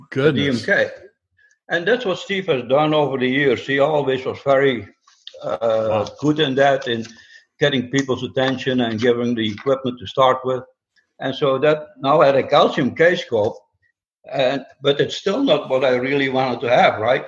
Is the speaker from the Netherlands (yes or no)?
yes; Netherlands; moved away as an adult; also born or lived in upstate New York; now in Atlanta, United States; I came to this country about 50 years ago, and uh, I come from the Netherlands